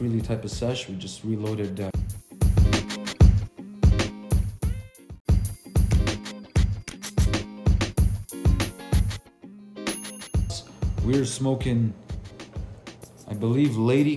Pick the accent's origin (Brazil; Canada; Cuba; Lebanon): Lebanon; I'm Lebanese